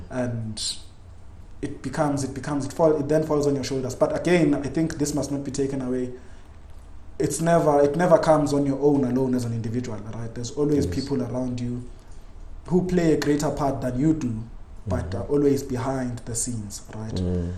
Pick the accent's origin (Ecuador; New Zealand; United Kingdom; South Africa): South Africa; Soweto, Gauteng; It's a bit unfair to say I grew up in Soweto, but it's also fair to say I grew up there because for the greater part of my life I've been in Soweto.